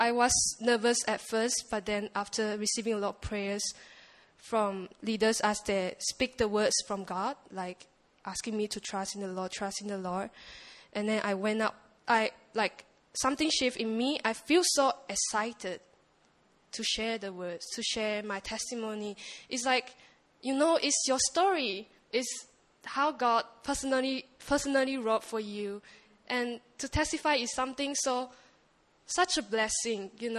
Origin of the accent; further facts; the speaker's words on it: Malaysia; English is a second language; I'm from Malaysia